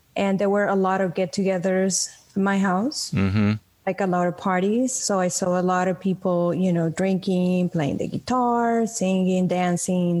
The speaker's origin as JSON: {"language": "English", "country": "Venezuela", "tie": "born or raised there", "moved": "as an adult", "lives_now": "United States", "said": "I was born in Venezuela"}